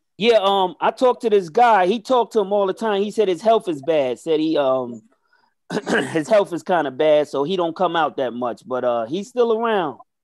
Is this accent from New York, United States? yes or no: yes; New York City, New York, United States; moved away; I'm from the Bronx River Projects in the Bronx, New York.